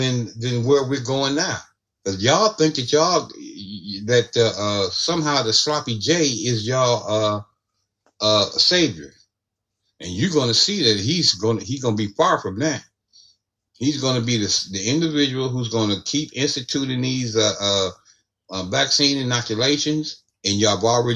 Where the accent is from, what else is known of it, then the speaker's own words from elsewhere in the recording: Ohio, United States; my home state of Ohio